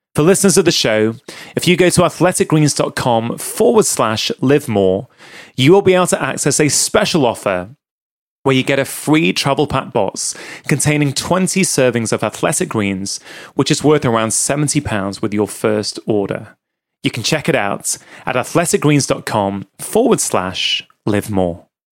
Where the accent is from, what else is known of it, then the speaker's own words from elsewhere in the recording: United Kingdom; as a kid growing up in the U K